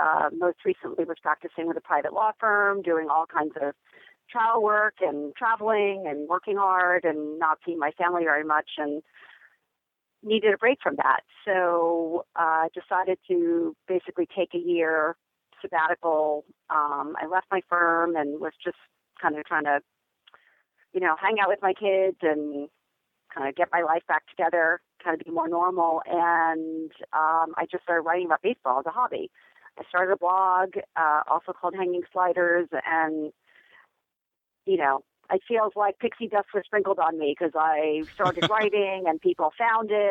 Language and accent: English; Bay Area, California, United States; I'm from the Bay Area